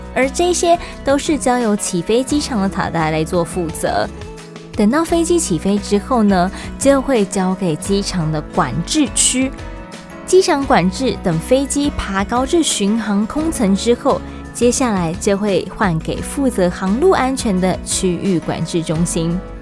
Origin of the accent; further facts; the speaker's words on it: Taiwan; 我们自己在讲台语的时候啊，北部、中部、南部都会有一点口音